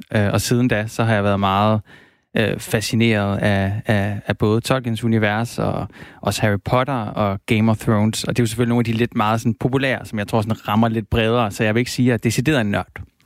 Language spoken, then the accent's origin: Danish; Silkeborg, Central Denmark Region, Denmark; jeg er opvokset i Silkeborg